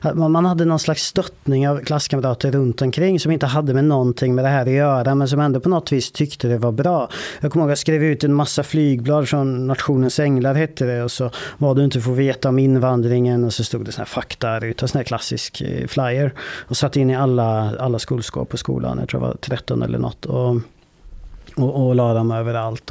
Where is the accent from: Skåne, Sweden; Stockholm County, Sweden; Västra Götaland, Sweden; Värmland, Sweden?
Värmland, Sweden; Vålberg; det är ett eh, ort som heter Vålberg. Ganska liten ort, 3000 med invånare kanske. Där växte jag upp